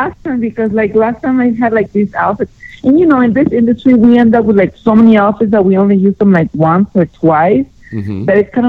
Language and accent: English; Denver, Colorado, United States; this is Exotica Denver, my hometown.